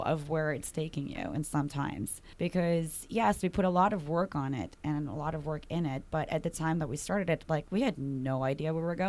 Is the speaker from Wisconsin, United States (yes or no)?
no; New York, United States; As a New Yorker, you want everything in one package.